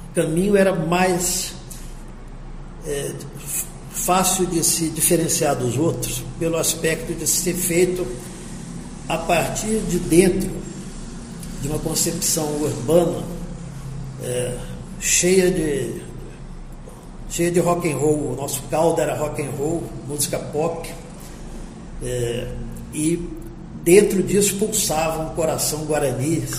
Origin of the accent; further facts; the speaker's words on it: Campo Grande, Mato Grosso do Sul, Brazil; also born or lived in Rio de Janeiro; nasci no Rio e fui criado em Campo Grande, para onde eu vim com semanas de idade. E eu passei uma infância e adolescência maravilhosas aqui.